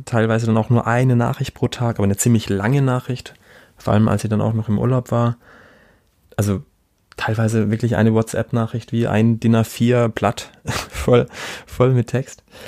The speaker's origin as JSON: {"language": "German", "area": "Black Forest", "region": "Baden-Württemberg", "country": "Germany", "said": "ich komme aus Süddeutschland, hier aus dem Schwarzwald"}